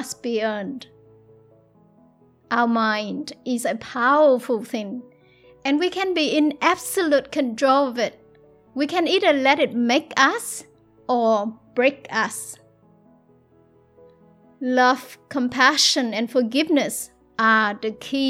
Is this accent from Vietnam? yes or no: yes; South Vietnam, Vietnam; moved away; I was born in South Vietnam, born into a war-torn country, into poverty with no education and no love.